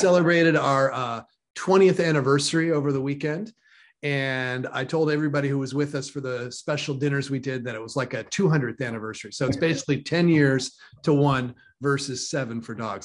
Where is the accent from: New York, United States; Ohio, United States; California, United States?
California, United States; also born or lived in San Fernando Valley, California / Bay Area, California; I grew up in Lake Tahoe